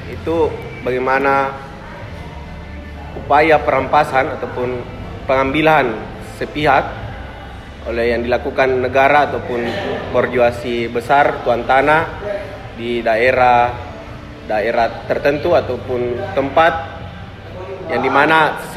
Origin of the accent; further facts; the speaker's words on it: Makassar, South Sulawesi, Indonesia; born there; Tempat tanggal lahir Ujung Pandang 11 Februari tahun 2000